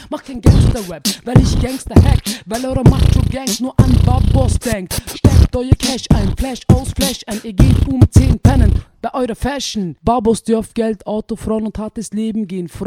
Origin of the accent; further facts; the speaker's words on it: Vienna, Austria; wir sind in Otterkring geboren. Also ich lebe schon seit 28 Jahren in Otterkring. Ich kenne schon jede Ecke.